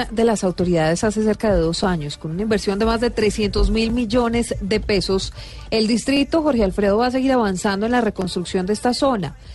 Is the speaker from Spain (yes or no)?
no; Bogotá, Colombia; Yo soy de Bogotá.